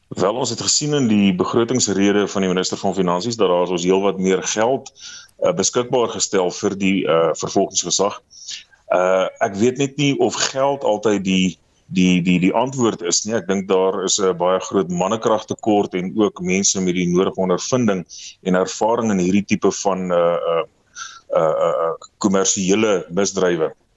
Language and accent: Afrikaans; South Africa